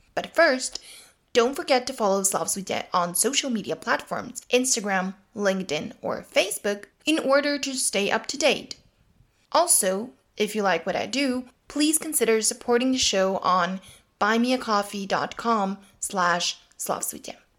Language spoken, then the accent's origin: English; Leskovac, Jablanica District, Serbia; In the dialect spoken in Leskovets, my hometown